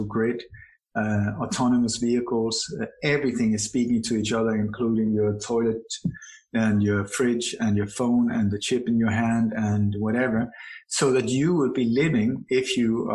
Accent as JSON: {"language": "English", "country": "Sweden", "tie": "born or raised there", "also_born_or_lived": "Denmark / Iceland / Spain / Indonesia", "moved": "yes", "lives_now": "Bali, Indonesia", "said": "My body was born in Denmark. Am I Danish? I don't think so. I have a Danish passport. Doesn't make me Danish. I grew up in Sweden"}